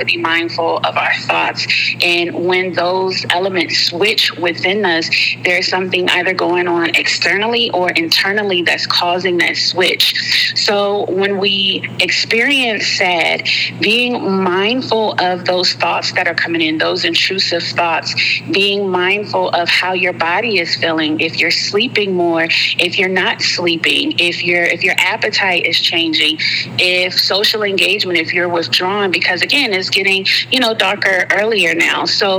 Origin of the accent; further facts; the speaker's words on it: Alabama, United States; I'm from Alabama, and most of my family is still in the state. I am a military brat, so I did move around quite often.